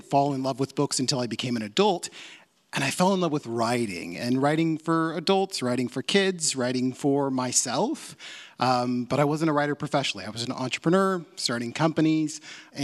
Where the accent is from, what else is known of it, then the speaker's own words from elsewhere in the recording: Portland, Oregon, United States; I grew up in Portland. This is my hometown.